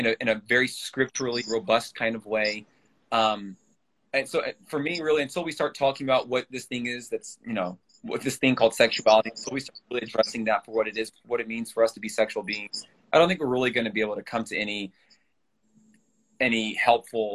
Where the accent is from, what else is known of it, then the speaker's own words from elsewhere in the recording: Louisville, Kentucky, United States; I'm from Louisville, Kentucky.